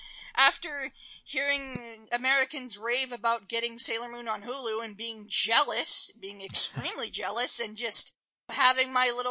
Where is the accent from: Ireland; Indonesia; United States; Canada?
Canada; I am very, very keen to talk about anime in Canada and just what being a Canadian anime fan means and my experiences with it